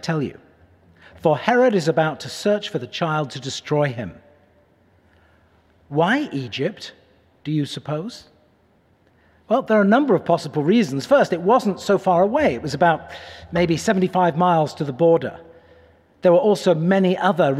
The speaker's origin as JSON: {"language": "English", "area": "Cheshire", "region": "North West England", "country": "United Kingdom", "tie": "born or raised there", "also_born_or_lived": "Manchester", "moved": "as an adult", "lives_now": "Pittsburgh, United States", "said": "Cheshire, the county where I grew up"}